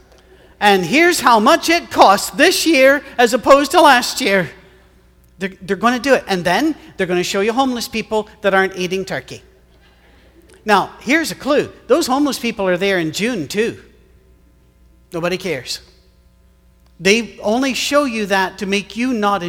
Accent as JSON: {"language": "English", "country": "United Kingdom", "moved": "yes", "said": "I'm British"}